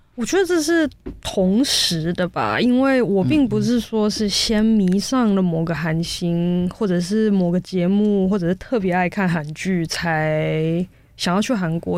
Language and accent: Chinese; Taiwan; moved away as an adult; also born or lived in South Korea; 我是台湾人